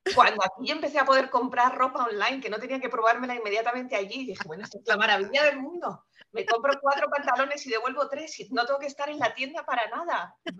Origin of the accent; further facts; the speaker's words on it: Spain; accent: Spanish; moved away as an adult; also born or lived in France; now in United States; yo soy nacida en España, que se nota por mi acento enseguida, y eh, estudié allá y me vine para Estados Unidos pasados ya mis 30